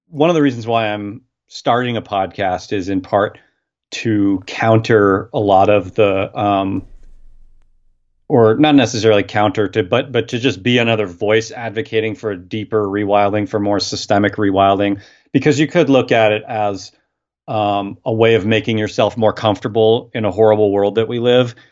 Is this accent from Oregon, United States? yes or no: yes; Portland, Oregon, United States; I've born and raised in Portland